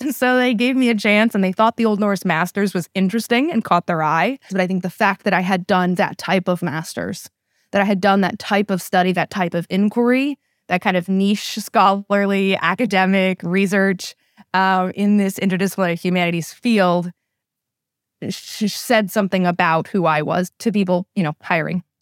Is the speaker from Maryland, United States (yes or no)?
yes; College Park, Maryland, United States; also born or lived in Saudi Arabia / Egypt / Upper Marlboro, Maryland; born and raised in the College Park, Maryland area.